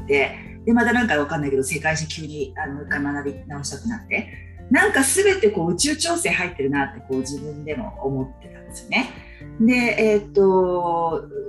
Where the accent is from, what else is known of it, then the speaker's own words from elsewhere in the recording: Japan; 私たちは日本人として日本で生まれてきた